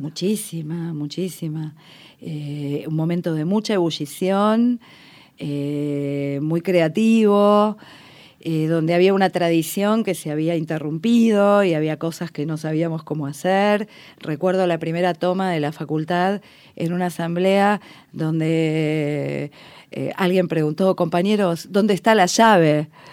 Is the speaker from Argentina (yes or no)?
yes; Buenos Aires, Argentina; es el barrio de mi infancia, donde hice la escuela primaria